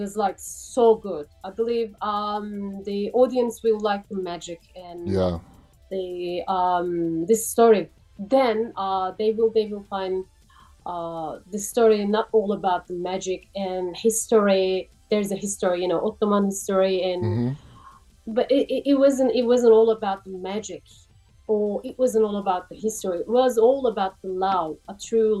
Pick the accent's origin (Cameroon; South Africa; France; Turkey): Turkey; English is a second language; moved away as an adult; now in Sydney, Australia